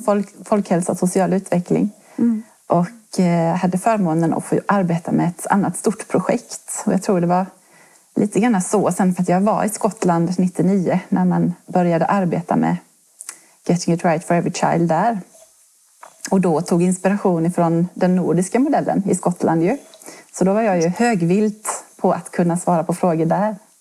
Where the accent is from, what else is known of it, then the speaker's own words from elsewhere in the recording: Halland County, Sweden; moved away as an adult; now in Kronoberg, Sweden; jag är en hallänning som har hamnat i Kronoberg här eh, på grund av först studier